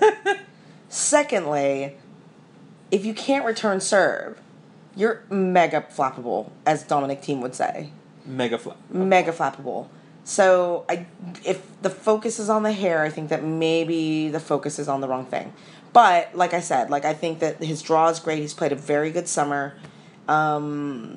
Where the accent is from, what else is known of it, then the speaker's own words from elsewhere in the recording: California, United States; I'm from California